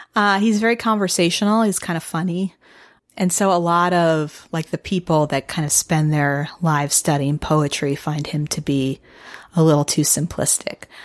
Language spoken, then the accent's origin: English; Midwest, United States; I'm not from Michigan, but I'm from the Midwest.